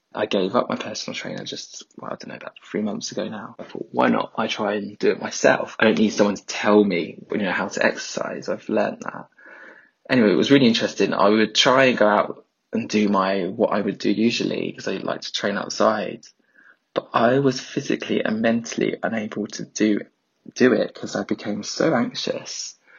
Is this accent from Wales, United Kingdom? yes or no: no; London, United Kingdom; I'm from South East London